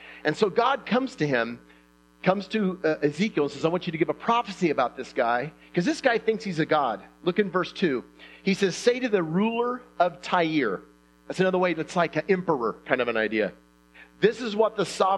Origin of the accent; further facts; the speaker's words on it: Indiana, United States; I'm from Indiana